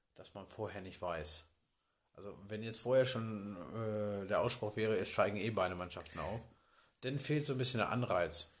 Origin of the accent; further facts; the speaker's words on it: Bad Grund area, Lower Saxony, Germany; Ich komme aus der Region